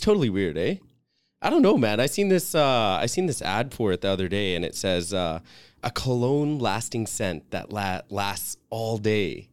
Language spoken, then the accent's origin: English; Fiji; I'm from Fiji.